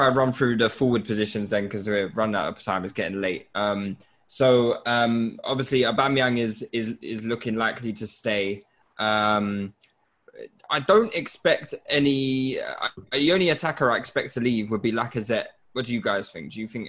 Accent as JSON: {"language": "English", "country": "Nigeria", "said": "I'm a Nigerian."}